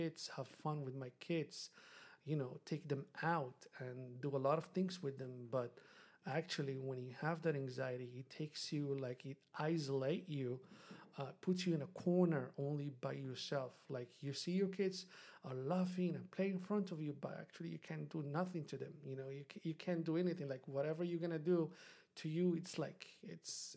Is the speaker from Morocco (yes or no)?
yes; Morocco; moved away; I'm from Morocco, and Morocco is a developing country